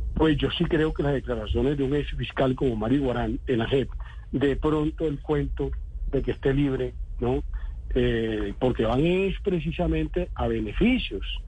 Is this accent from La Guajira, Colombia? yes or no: yes; Villanueva, La Guajira, Colombia; moved away; also born or lived in Cesar; Yo soy el del César Guajira, de Villanueva Guajira, eso queda muy lejos, a 500 kilómetros de Córdoba.